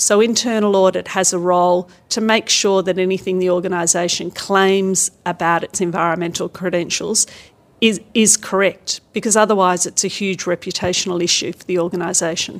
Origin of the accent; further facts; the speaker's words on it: Australia; I come from Australia